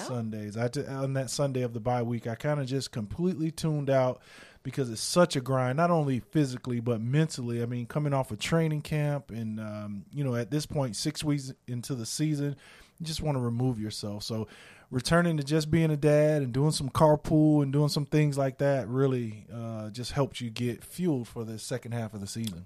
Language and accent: English; South Florida, United States; moved away; I grew up again in South Florida where it rained nearly every day